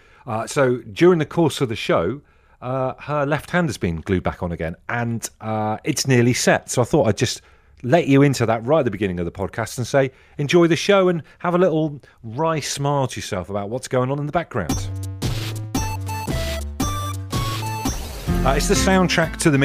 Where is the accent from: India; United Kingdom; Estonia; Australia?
United Kingdom; Brixham, South West England; moved away; I grew up in Brixham in Devon